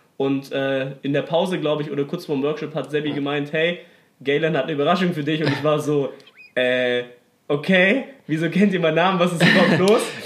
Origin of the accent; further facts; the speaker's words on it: Stuttgart, Baden-Württemberg, Germany; Ich komme aus Stuttgart